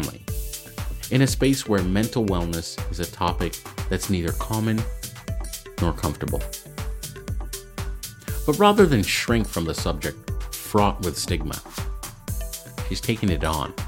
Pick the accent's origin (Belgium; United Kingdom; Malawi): Malawi; we're from Malawi